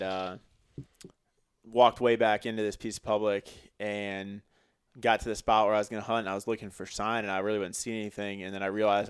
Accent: Missouri, United States; now in Greenville, United States; I grew up in Missouri

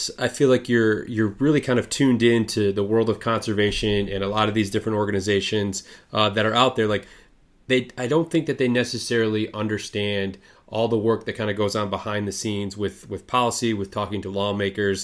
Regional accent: Lewiston, Michigan, United States; I grew up east of you, small town called Lewiston

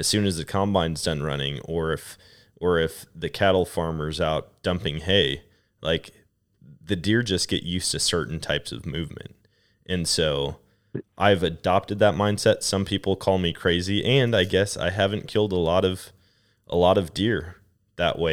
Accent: Wisconsin, United States; also born or lived in Colorado; now in Missouri, United States; what I grew up experiencing in Wisconsin

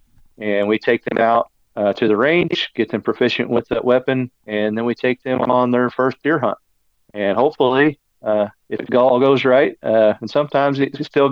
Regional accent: Branson, Missouri, United States; also born or lived in Texas; I was born in Branson. Still live in the area. The Ozarks is what I call home, and right here down on the Arkansas-Missouri line for my entire life

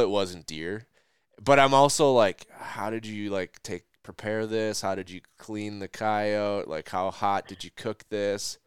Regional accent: Minnesota, United States; also born or lived in the Dakotas; growing up in Minnesota

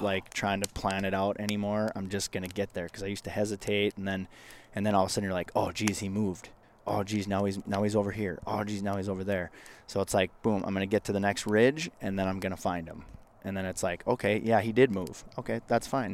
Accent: Northwest Minnesota, United States; when I was growing up in Northwest Minnesota

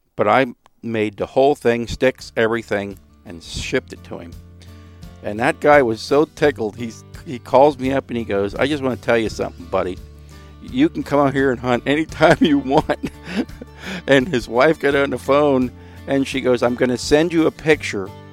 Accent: Stouchsburg, Pennsylvania, United States; I was born and raised in Stoutsburg, which is a little town between, you know, Womelsdorf and Myerstown

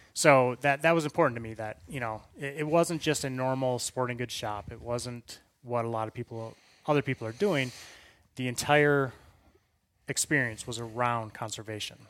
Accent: Wisconsin, United States; moved away as an adult; now in Colorado, United States; I hail originally from Wisconsin. Grew up, uh, literally a five-minute bike ride from the Mississippi River

